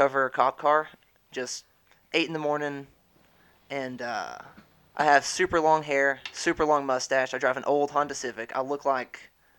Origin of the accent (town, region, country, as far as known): Mexico